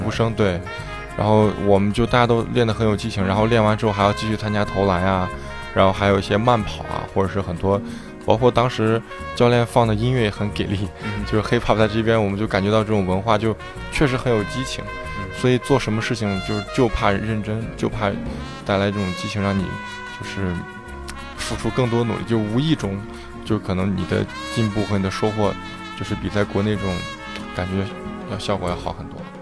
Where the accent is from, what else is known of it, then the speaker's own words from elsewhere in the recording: Shaanxi, China; moved away as an adult; also born or lived in Chengdu, China; now in United States; 十六七岁的时候就在陕西东胜，也就是我的家乡，参加的，呃，青年队，三队和二队的训练。然后零八年的时候就来美国了